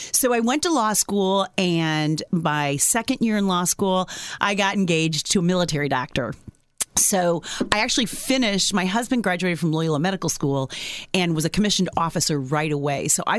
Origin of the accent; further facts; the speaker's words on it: Northeast Indiana, United States; So I grew up in Northeast Indiana. I'm a lifelong resident of Northeast Indiana. In fact, I grew up on the Allen Whitley line. So I grew up on a farm.